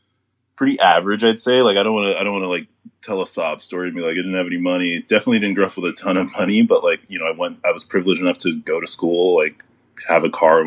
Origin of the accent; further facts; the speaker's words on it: Houston, Texas, United States; moved away as an adult; I'm from Houston, so born and raised up to 18 in Houston.